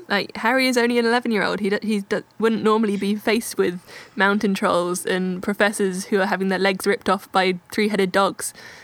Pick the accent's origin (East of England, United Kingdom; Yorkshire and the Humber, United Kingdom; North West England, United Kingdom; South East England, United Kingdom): South East England, United Kingdom; Oxford; Oxford, my hometown